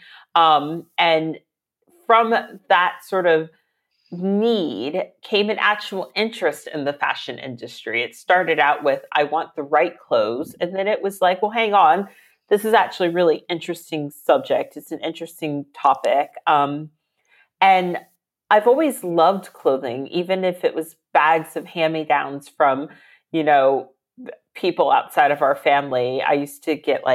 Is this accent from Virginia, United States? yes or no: yes; Virginia, United States; moved away as an adult; now in London, United Kingdom; I am American. I'm from Virginia